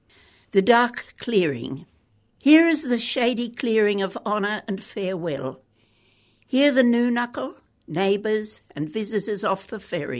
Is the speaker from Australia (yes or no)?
yes; Perth, Western Australia, Australia; born there; also born or lived in Adelaide; No, I was born in Perth.